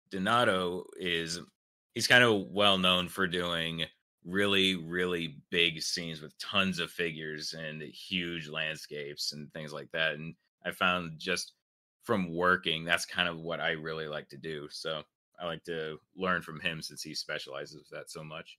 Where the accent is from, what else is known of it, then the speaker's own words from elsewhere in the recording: South Carolina, United States; I'm from South Carolina.